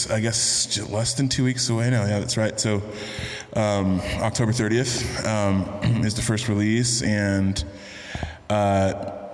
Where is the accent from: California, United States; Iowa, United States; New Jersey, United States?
California, United States; San Francisco; also born or lived in Texas / Kentucky; I grew up in in San Francisco primarily. Uh, I'm a Bay Area kid. I've lived more over 20 years there, which is more than any other point anywhere else in my life. But my formative years were in Texas, high school and undergrad.